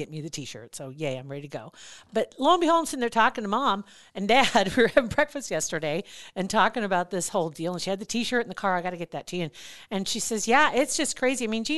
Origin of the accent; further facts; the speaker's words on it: Ashland, United States; I grew up in Ashland